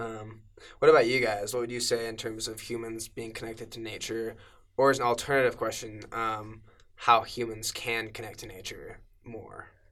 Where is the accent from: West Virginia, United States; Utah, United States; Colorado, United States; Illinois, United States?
Utah, United States; Cedar Hills; I grew up in Cedar Hills in the Alpine.